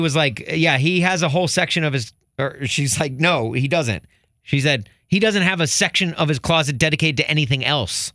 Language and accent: English; Chicago, Illinois, United States; as a Chicagoan